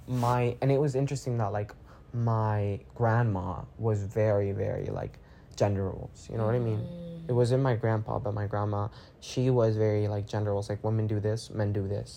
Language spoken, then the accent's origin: English; Guatemala; I'm from Guatemala